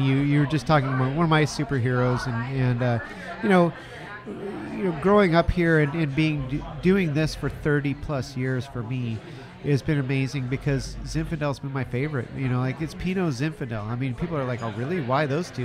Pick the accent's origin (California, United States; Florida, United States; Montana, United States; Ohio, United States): California, United States; Russian River Valley; also born or lived in Petaluma, California; I grew up in Russian River Valley um, and then you know before I moved back to Petaluma